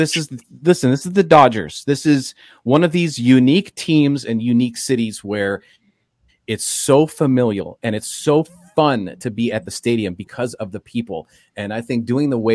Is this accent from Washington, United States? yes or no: yes; Seattle, Washington, United States; now in Los Angeles, United States; I grew up in Seattle, so I grew up going to the Kingdome as a Mariner fan.